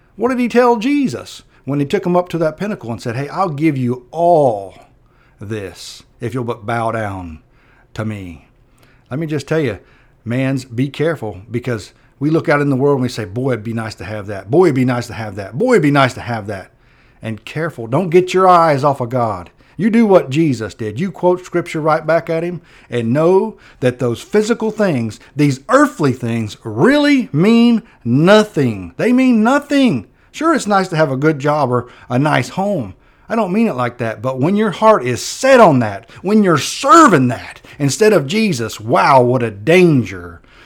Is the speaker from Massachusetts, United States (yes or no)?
no; Perry, Florida, United States; I grew up in Perry